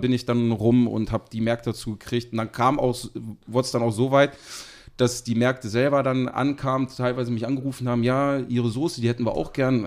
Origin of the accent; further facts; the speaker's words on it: Seesen, Lower Saxony, Germany; ich komme aus dem schönen Harz, äh, genau gesagt aus Sesen.